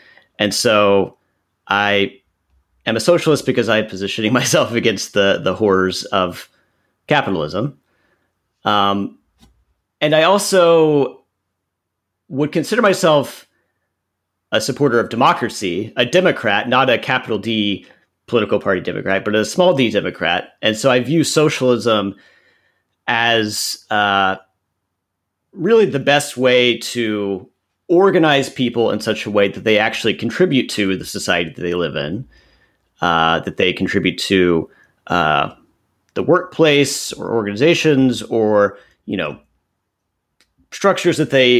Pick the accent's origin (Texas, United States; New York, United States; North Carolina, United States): Texas, United States; Bruceville; also born or lived in Waco, United States; I'm from Central Texas. I was born in Waco, Texas, and grew up in a small town just south of Waco, a very conservative part of the country. I grew up in a small town called Bruceville